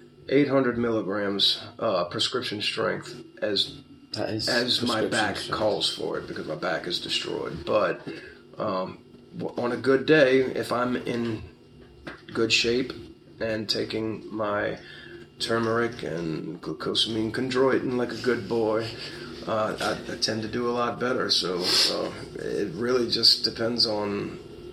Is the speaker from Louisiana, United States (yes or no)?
yes; New Orleans, Louisiana, United States; we grew up in New Orleans.